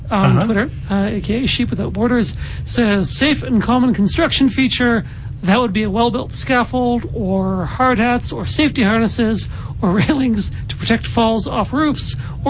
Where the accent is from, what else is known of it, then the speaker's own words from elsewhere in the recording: the Maritimes, Canada; I'm from the Maritimes.